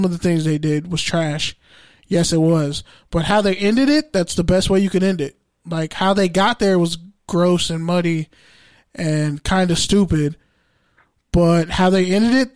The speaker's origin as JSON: {"language": "English", "town": "Oakland", "region": "California", "country": "United States", "said": "I'm from East Oakland"}